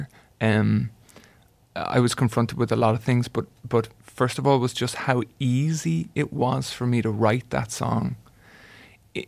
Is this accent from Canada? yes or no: no; Ireland; I was writing it as an Irishman